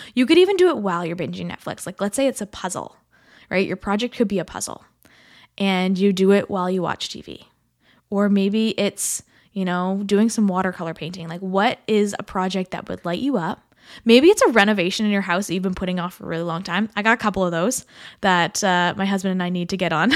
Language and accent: English; Canada; as a Canadian, in the thick of the snow